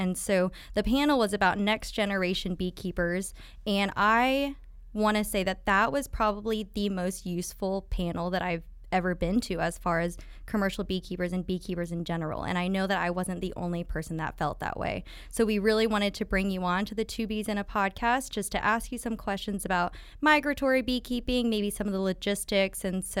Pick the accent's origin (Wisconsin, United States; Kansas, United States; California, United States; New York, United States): Kansas, United States; I'm from Kansas and I have no accent.